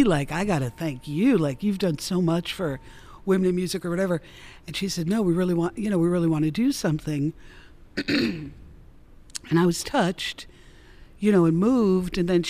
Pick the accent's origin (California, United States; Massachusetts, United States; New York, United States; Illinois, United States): New York, United States; Mount Vernon; I come from working class people. I'm from Mount Vernon, New York.